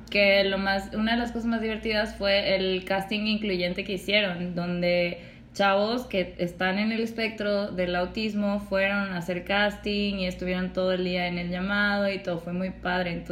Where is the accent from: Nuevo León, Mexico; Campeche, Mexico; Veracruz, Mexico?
Veracruz, Mexico; la grabaron en mi tierra.